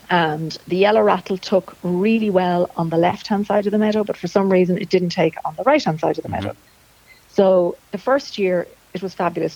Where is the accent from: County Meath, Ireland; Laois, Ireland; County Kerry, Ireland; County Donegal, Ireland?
County Meath, Ireland; Dunshaughlin; also born or lived in Dublin; now in Slane, Ireland; I'm from County Meath my, myself, uh, Dunshaughlin, and you know, moved to Dublin